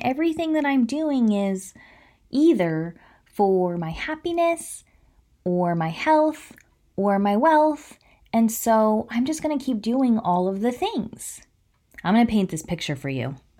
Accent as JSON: {"language": "English", "area": "Placer County", "region": "California", "country": "United States", "said": "I'm from Placer County"}